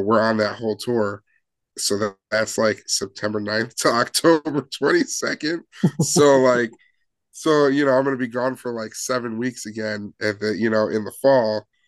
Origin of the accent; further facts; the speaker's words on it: Chicago area, Illinois, United States; we're all from Chicago or the Chicago land area